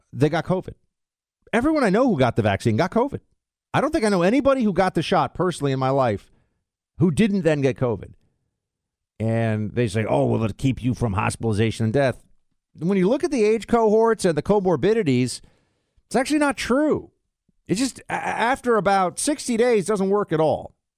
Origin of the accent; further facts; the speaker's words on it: New York, United States; also born or lived in Florida; I'm gonna be up in New York, though, my hometown.